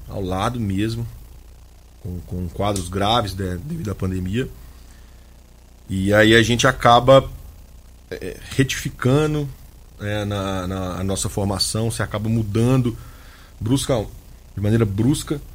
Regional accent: Minas Gerais, Brazil; also born or lived in Vassouras, Rio de Janeiro / Belo Horizonte; Eu sou de uma cidade do interior de Minas, com cerca de 20 mil habitantes

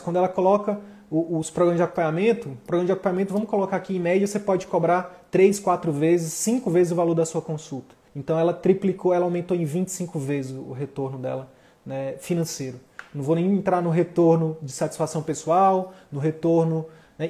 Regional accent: Piauí, Brazil; a gente é do Piauí

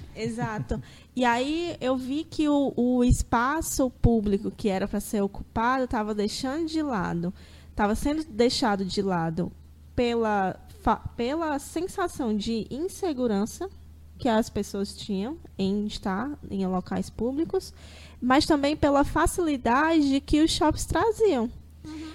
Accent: Fortaleza, Ceará, Brazil; eu nasci e me criei aqui em Fortaleza

